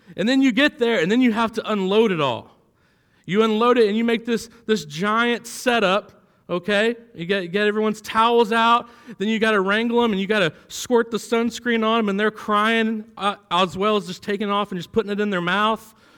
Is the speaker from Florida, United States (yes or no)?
yes; Florida, United States; moved away as an adult; now in Kentucky, United States; I'm from Florida.